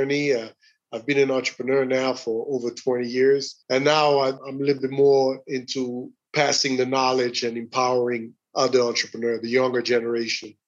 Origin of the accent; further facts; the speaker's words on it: Burundi; moved away as an adult; also born or lived in Atlanta, United States / Rwanda; I grew up in Burundi